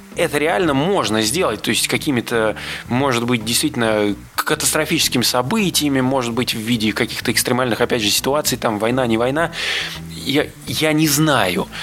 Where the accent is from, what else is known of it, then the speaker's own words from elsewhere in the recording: Moscow Oblast, Russia; я родом из Подмосковья